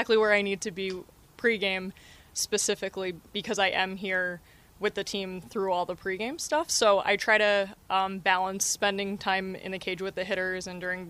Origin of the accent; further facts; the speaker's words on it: New Jersey, United States; also born or lived in Philadelphia; I grew up in New Jersey, South Jersey, so I grew up as a Phillies fan